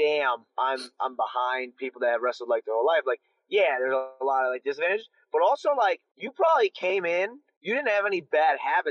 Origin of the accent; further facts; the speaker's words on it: Aurora, Ohio, United States; So from the Cleveland area, I grew up in this, I shouldn't say Cleveland, more 30 minutes south called Aurora.